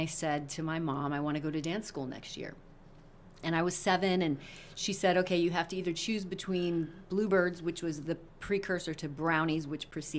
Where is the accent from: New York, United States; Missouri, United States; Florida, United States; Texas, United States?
Missouri, United States; And part of growing up in Missouri, because we often had floods, was when we used to do sandbagging.